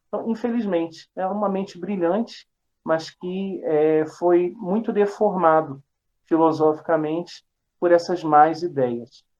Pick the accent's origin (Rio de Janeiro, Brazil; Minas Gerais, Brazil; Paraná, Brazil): Rio de Janeiro, Brazil; Eu sou natural do Rio de Janeiro